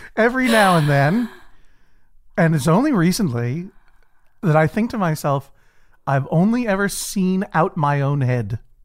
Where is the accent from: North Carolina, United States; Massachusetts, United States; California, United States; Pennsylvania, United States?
Massachusetts, United States; Brookline; I, I grew up in Brookline, Massachusetts, uh, a, a leafy suburb, for the most part, of, of Boston